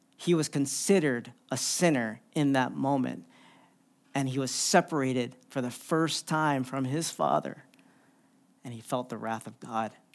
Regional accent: Philippines; I'm Filipino

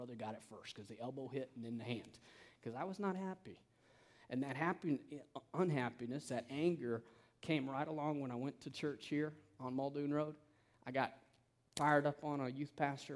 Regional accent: canyons of the Salt River, Central Arizona, United States; I grew up in Central Arizona. I did not grow up in Phoenix, where most people are from everywhere else. Okay, I grew up in the canyons of the Salt River.

